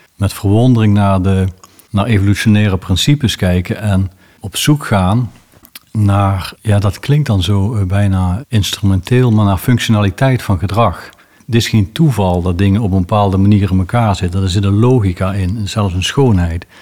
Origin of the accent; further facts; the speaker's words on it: South Limburg, Netherlands; bij ons in Zuid-Limburg